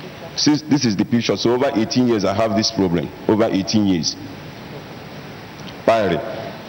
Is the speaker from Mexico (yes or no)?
no; Nigeria; now in Cameroon; I'm a Nigerian, but I reside in Cameroon.